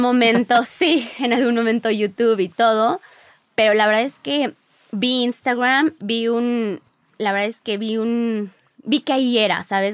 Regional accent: Mexico City, Mexico; also born or lived in Mérida; Nosotros somos de la Ciudad de México, pero nos fuimos un año a vivir a Mérida cuando recién nos casamos

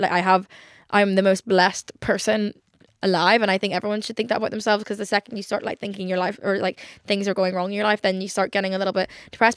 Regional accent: Ireland; I am an Irish girl

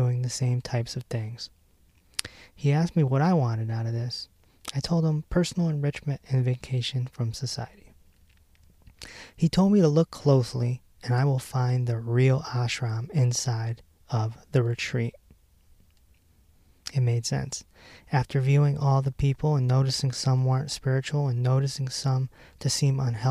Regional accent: Hartford, Connecticut, United States; I'm from Hartford

